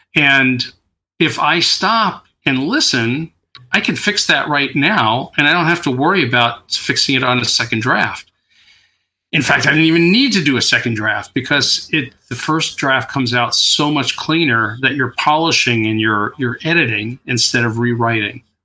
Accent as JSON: {"language": "English", "region": "New York", "country": "United States", "tie": "born or raised there", "also_born_or_lived": "Queens", "moved": "yes", "lives_now": "California, United States", "said": "I grew up in New York"}